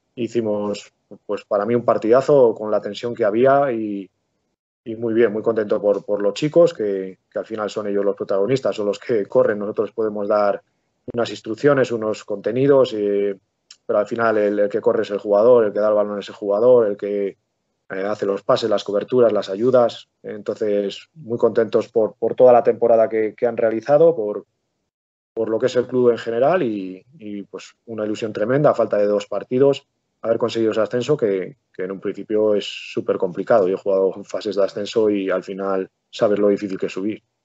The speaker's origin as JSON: {"language": "Spanish", "town": "Palencia", "region": "Castile and León", "country": "Spain", "tie": "born or raised there", "also_born_or_lived": "Venta de Baños", "said": "yo soy de, vivo aquí, eh, me crié aquí, nací en Palencia"}